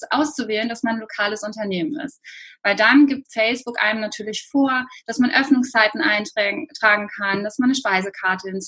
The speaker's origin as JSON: {"language": "German", "town": "Cologne", "region": "North Rhine-Westphalia", "country": "Germany", "said": "Ähm, ja, wie du schon sagst … ich bin aus Köln."}